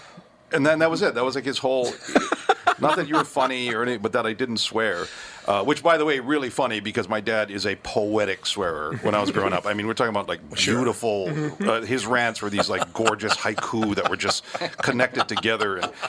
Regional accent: Hawaii, United States; it's fun as a Hawaiian because you get to step outside and see dead relatives.

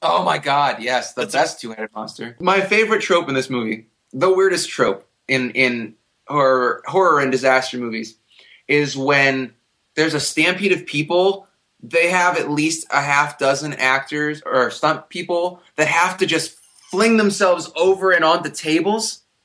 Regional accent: Ohio, United States; my hometown in bumfuck Ohio

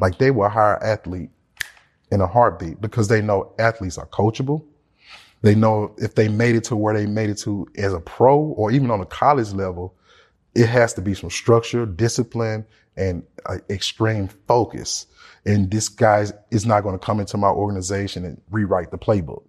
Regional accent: Memphis, Tennessee, United States; I'm from Memphis, Tennessee

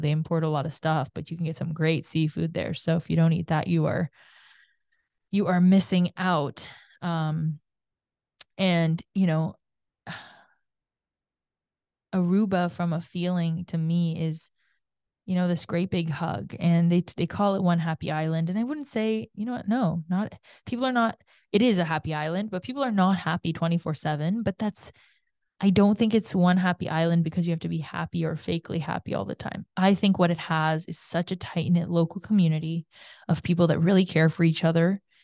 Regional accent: Canada; growing up in Canada

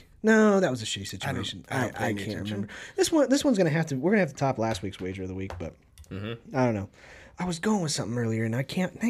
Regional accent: Kansas, United States; Because I grew up in Kansas. I didn't grow up in Missouri. I didn't grow up in St. Louis.

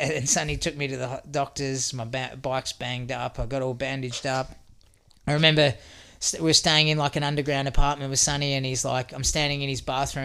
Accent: Australia; I'm Aussie

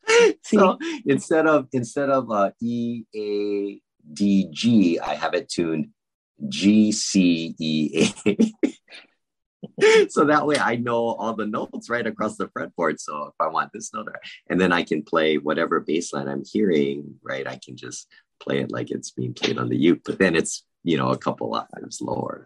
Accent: Honolulu, Hawaii, United States; I was born and raised in Honolulu, Hawaii

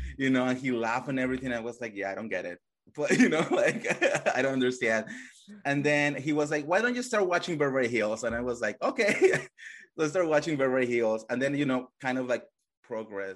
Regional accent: Colombia; English is a second language; moved away; I come from Colombia

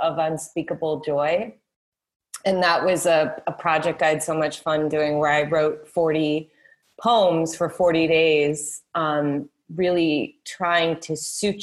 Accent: Midwest, United States; I was raised in the Midwest. You know, we're really salt-of-the-earth type people

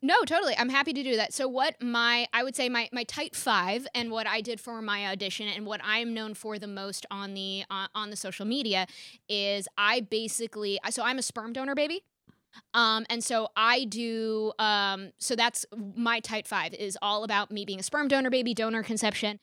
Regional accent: Rye, New York, United States; born or raised there

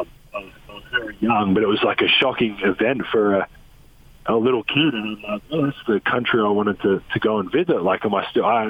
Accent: Australia; now in United States; I'm Australian

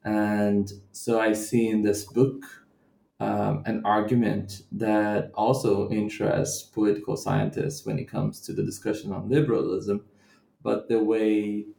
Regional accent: Central-West, Brazil; And I'm not from the city of Rio, and I'm from the Brazilian Midwest.

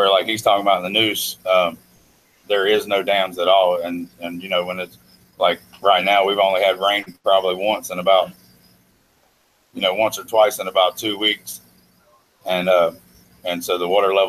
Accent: Charlotte, North Carolina, United States; now in Fayetteville, United States; I'm actually originally from Charlotte, back home around Lake Norman.

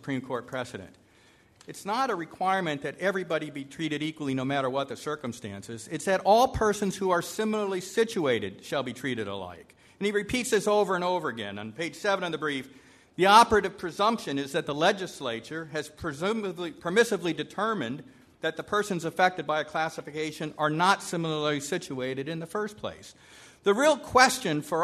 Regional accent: California, United States; I'm from California

